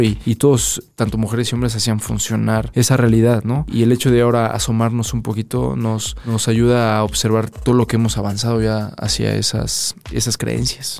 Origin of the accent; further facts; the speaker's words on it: Mexico; somos mexicanos